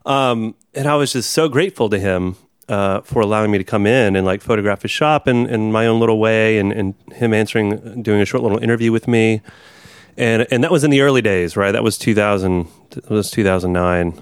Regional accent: Texas, United States; born or raised there; moved away

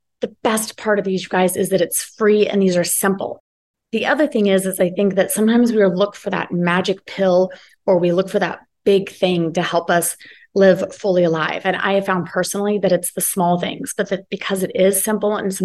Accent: United States; I'm American, actually living in Belize for the winter

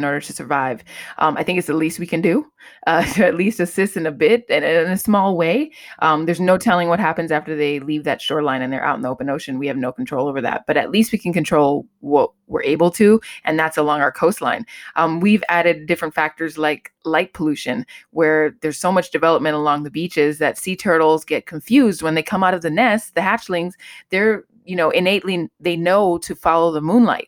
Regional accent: Miami, Florida, United States; I'm from Miami

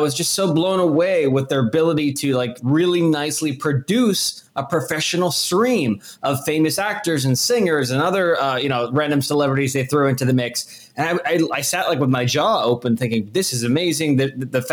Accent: New Jersey, United States; moved away as an adult; also born or lived in Boston; I went to school up in Boston, and I grew up in New Jersey.

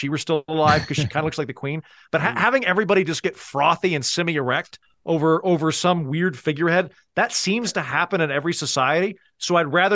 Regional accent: United States; also born or lived in Edinburgh; as an American who's observed the British system

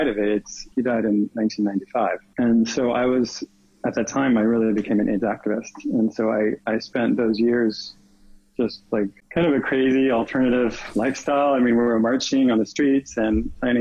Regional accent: East Coast, United States; moved away as an adult; also born or lived in New York / Connecticut; now in California, United States; I grew up actually in New York and Connecticut, kind of the East Coast. And then I moved to California right after university.

